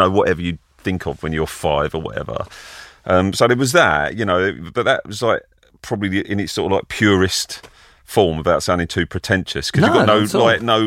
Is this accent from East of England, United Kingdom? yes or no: yes; Benfleet, East of England, United Kingdom; also born or lived in Colchester / Chelmsford; I grew up around, my family lived in Benfleet, which is kind of like a muddy puddle a bit near Southend